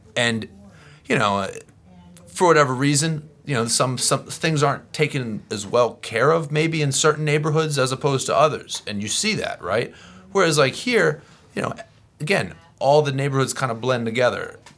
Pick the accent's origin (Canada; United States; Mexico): United States; Florida; also born or lived in Philadelphia area, Pennsylvania; I was raised in Florida